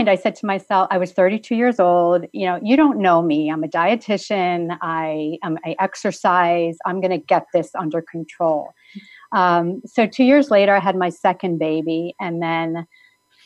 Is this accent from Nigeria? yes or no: no; East Coast, United States; moved away as an adult; also born or lived in New Jersey; I had grown up on the East Coast, lived in New Jersey for 6 years after I was married